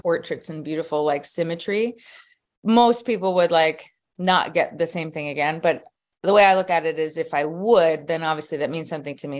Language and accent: English; Philadelphia, Pennsylvania, United States; born and raised in Philadelphia. Pennsylvania.